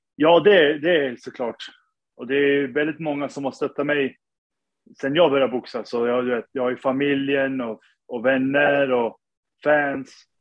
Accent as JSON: {"language": "Swedish", "town": "Sundsvall", "region": "Västernorrland County", "country": "Sweden", "tie": "born or raised there", "moved": "as an adult", "lives_now": "New York, United States", "said": "Jag är född och uppvuxen i Sundsvall"}